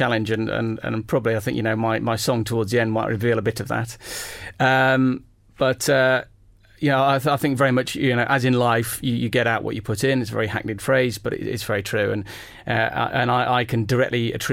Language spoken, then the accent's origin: English; Stoke-on-Trent, West Midlands, United Kingdom; growing up in Stoke-on-Trent in the Midlands